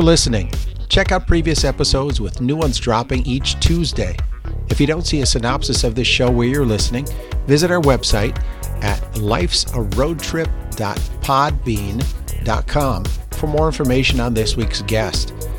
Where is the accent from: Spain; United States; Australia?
United States; Wisconsin; I'm from Wisconsin.